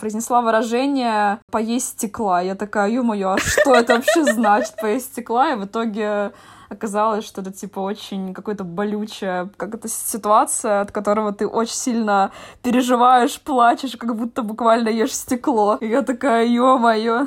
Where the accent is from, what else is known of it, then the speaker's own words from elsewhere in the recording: Estonia; я из Эстонии